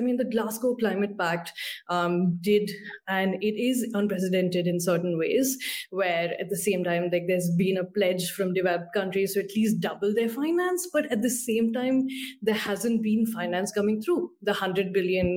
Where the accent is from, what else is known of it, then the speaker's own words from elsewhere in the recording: India; I'm from India